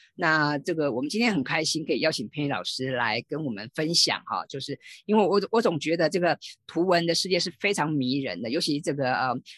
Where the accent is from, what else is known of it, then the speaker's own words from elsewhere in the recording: Taiwan; 我们台湾人或者我们华人